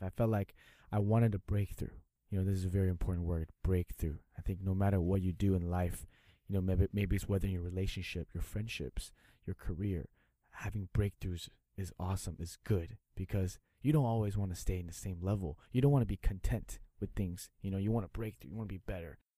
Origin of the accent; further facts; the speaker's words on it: United States; now in Taiwan; I grew up in the states